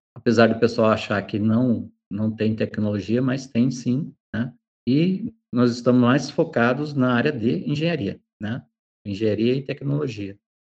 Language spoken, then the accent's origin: Portuguese; Jaguariaíva, Paraná, Brazil; also born or lived in Medianeira; now in Ponta Grossa, Brazil; eu sou natural da cidade de Jaguareíva